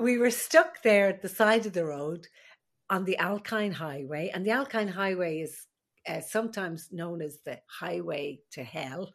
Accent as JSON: {"language": "English", "country": "Ireland", "also_born_or_lived": "Alaska", "moved": "as an adult", "lives_now": "United States", "said": "I am the Irish midwife"}